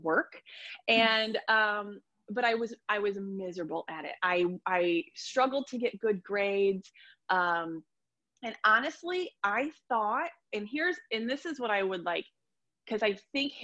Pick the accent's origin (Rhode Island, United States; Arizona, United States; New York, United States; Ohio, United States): Ohio, United States; also born or lived in Columbus, Ohio; I'm from Ohio and I live in a small town